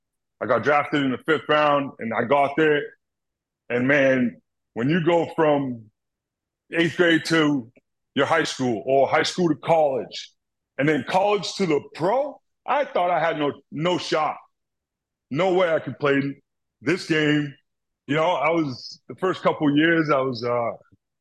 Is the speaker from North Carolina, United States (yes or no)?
no; Boston, Massachusetts, United States; I'm from Boston